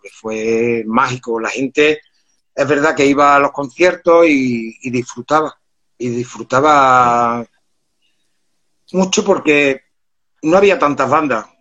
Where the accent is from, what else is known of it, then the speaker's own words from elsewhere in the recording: Córdoba, Andalusia, Spain; trabajaba yo por aquel entonces con 16 añitos, trabajaba en una platería, que en Córdoba se conoce por eh, la las ciudades de los plateros